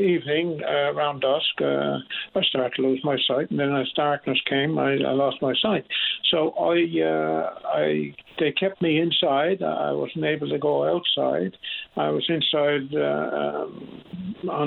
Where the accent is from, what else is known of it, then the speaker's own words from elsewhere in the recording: Bishop's Cove, Newfoundland and Labrador, Canada; now in Clarenville, Canada; I'm originally born in Upper Island Cove, Conception Bay, and I moved to Bishop's Cove when I was 3 years old, and I'm currently living in Clarenville